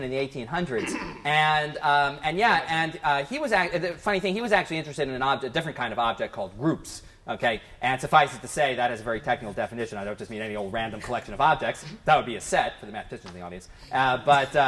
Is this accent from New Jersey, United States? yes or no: yes; near Princeton, New Jersey, United States; I grew up near Princeton, New Jersey